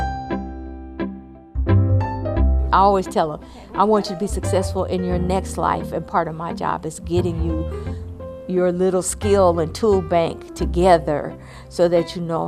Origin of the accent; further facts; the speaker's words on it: Oakland, California, United States; I grew up in West Oakland on 9th Street between Cypress and Center, and I went to Prescott